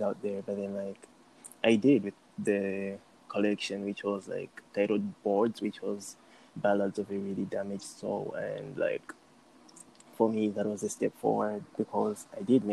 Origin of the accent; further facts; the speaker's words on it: Lilongwe, Central Region, Malawi; moved away; I'm from Area 25, yeah, but currently staying outside the country